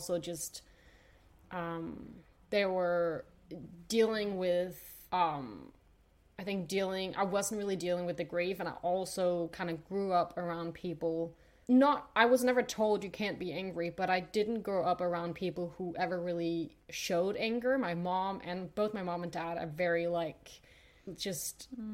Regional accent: Denmark; I grew up in Denmark. I'm Danish

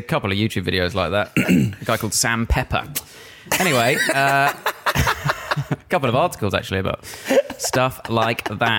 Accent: Harpenden, East of England, United Kingdom; I'm from Hertfordshire.

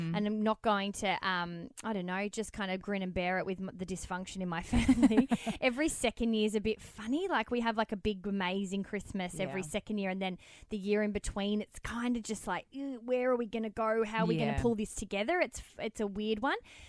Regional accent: Melbourne, Victoria, Australia; moved away as an adult; now in Sydney, Australia; we're from Melbourne. So I've been going in particular and my family are very, very into horse racing and stuff. So I've always had it. It's the quintessential Australian upbringing

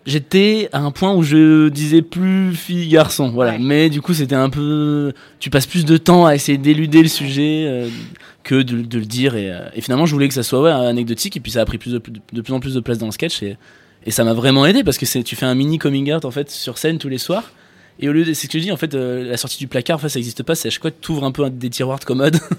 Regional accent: France; J'ai 28 ans, je suis français

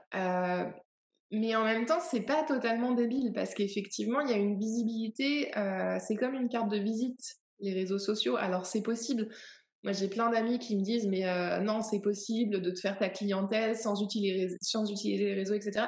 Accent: Paris region, near Melun, Île-de-France, France; moved away as an adult; J'ai grandi en région parisienne, donc euh, longtemps, quand on me demandait, on me dit alors, t'as grandi où Je dis ah bah, voilà, à côté de Melun

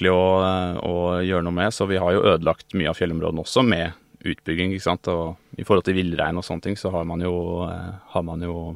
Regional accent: Oslo, Norway; Eh, jeg er jo fra Oslo

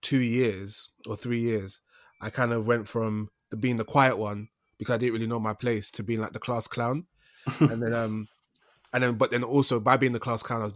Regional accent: London, United Kingdom; so I grew up in East London

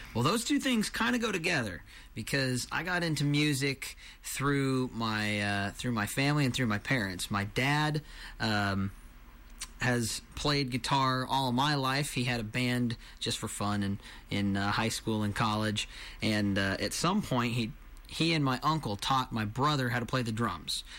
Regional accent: Marysville, Kansas, United States; now in Bonner Springs, United States; I am originally from Marysville, Kansas. These days I live in Bonner Springs, Kansas

